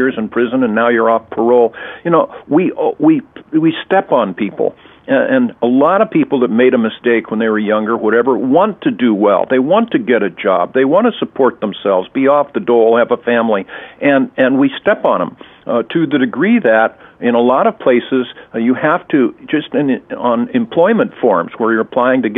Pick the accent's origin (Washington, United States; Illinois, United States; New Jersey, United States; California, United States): California, United States; California, my home state